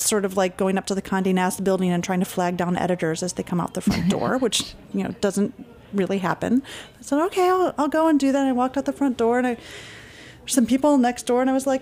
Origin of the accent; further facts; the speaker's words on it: Michigan, United States; I'm from Michigan, which is where I was working at Walmart